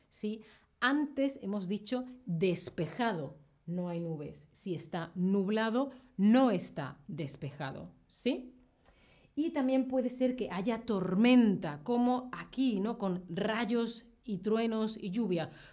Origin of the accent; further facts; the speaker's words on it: Seville, Andalusia, Spain; soy de Europa, soy de España, yo pienso y hablo en grados Celsius